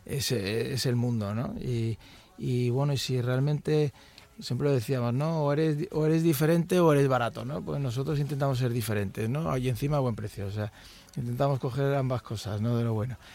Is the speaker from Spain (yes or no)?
yes; Madrid, Community of Madrid, Spain; Efectivamente, nosotros venimos de Madrid y nosotros le vendimos una empresa que hizo mi abuelo